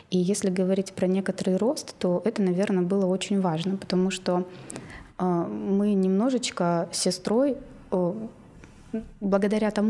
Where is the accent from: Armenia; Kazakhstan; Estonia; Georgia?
Kazakhstan; Ridder, East Kazakhstan Region; moved away as an adult; also born or lived in Tomsk / Tyumen; now in Moscow, Russia; я из Казахстана из маленького города, Ридер он сейчас называется, а, по фамилии основателя, а раньше был Лениногорск в советские времена. А, всего 50-60 тысяч населения. И я там выросла